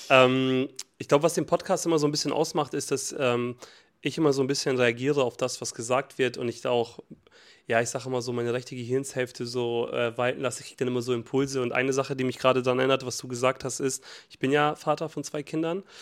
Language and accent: German; Montenegro; Und bei uns in Montenegro gibt es immer noch Schokobananen eingepackt.